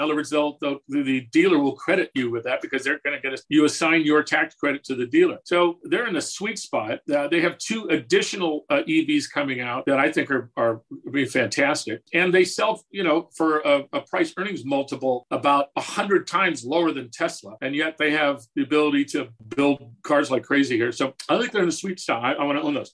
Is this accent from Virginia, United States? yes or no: no; Southern California, United States; moved away; And I come from Southern California originally.